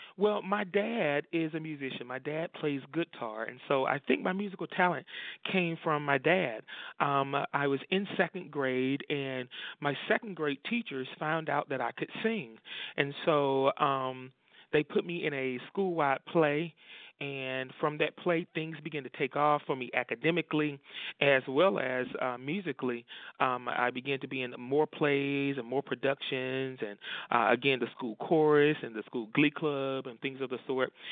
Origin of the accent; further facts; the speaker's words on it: Rocky Mount, North Carolina, United States; born and raised in Rocky Mount, North Carolina